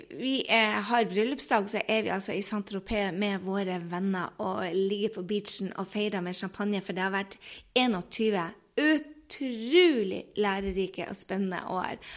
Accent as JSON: {"language": "Norwegian", "region": "Northern Norway", "country": "Norway", "also_born_or_lived": "United States / France", "moved": "as an adult", "said": "jeg kommer fra Nord-Norge, så jeg sier vi ikke 'vær så snill' og 'tusen takk'"}